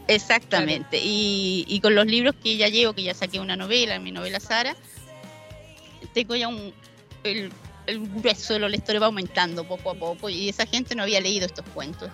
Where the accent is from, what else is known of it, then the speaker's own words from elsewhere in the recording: Argentina; moved away as an adult; also born or lived in Talcahuano, Chile; viví en Argentina desde los 10 hasta los 24 años